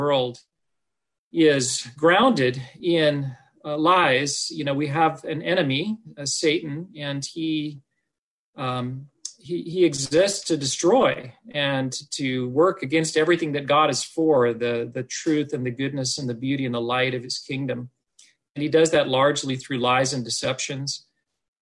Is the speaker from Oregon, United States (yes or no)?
yes; Oregon, United States; I was born and raised in Oregon